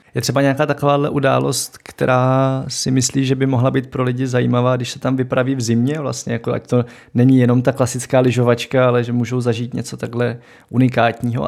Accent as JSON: {"language": "Czech", "region": "Moravia", "country": "Czechia", "said": "tady na Moravě máme hody"}